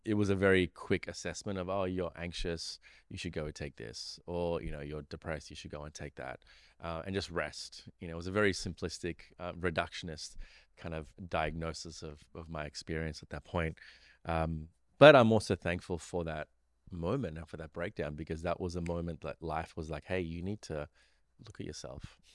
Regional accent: Australia; also born or lived in Sri Lanka; I grew up in Australia

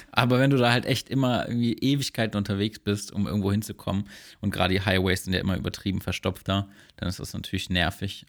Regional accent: Germany; als Deutscher oder als Europäer

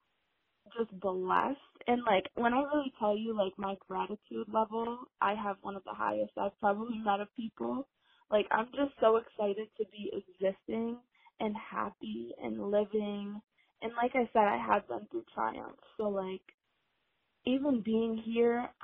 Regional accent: Rochester, New York, United States; I'm from Rochester, New York. So I'm from upstate New York

